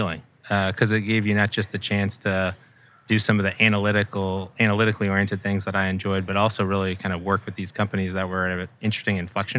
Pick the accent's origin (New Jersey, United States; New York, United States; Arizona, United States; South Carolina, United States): Arizona, United States; Scottsdale; So I grew up out west in Scottsdale, Arizona, made my way back east for school, went to Penn undergrad